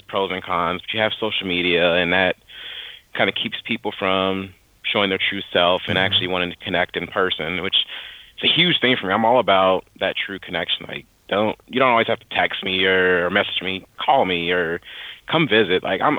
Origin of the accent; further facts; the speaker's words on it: Dayton, Ohio, United States; moved away as an adult; now in North Carolina, United States; I was born and raised in Dayton, Ohio